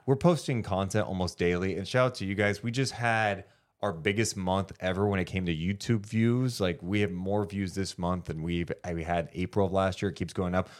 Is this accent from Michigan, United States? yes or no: no; Sacramento, California, United States; I'm from Sacramento